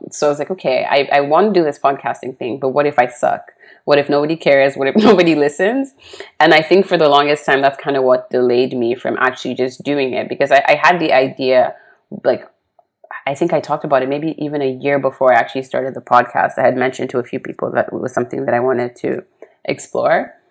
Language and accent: English; Nigeria; also born or lived in Poland / Switzerland; I was born in Poland. We moved to Nigeria for a few years. We moved to Switzerland for about six years. And then I think when I moved back to uh, Nigeria, I was about 10 years old.